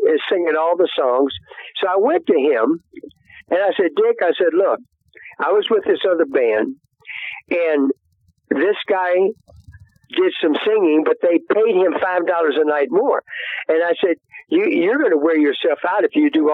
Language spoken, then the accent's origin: English; Baton Rouge, Louisiana, United States; also born or lived in Golden Meadow, Louisiana / Cut Off, Louisiana / Birmingham; Then we moved not too long, by the time I was, seven, to Baton Rouge, Louisiana. And that's where I actually grew up, and went to high school there